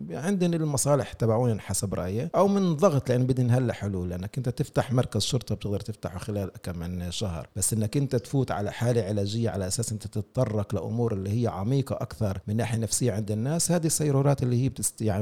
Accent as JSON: {"language": "Arabic", "country": "Palestine", "said": "واذا بدي اخذ النكبه كمثل احنا كفلسطينيين مقصرين بحق انفسنا بهذا الموضوع"}